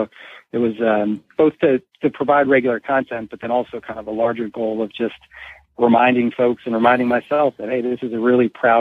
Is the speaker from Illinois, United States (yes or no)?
no; Baltimore, Maryland, United States; also born or lived in New Jersey; I grew up in Baltimore